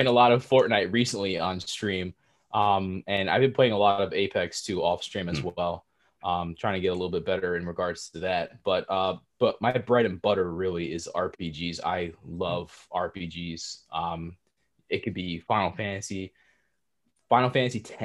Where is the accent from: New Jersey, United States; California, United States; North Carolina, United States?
New Jersey, United States; born and raised in Jersey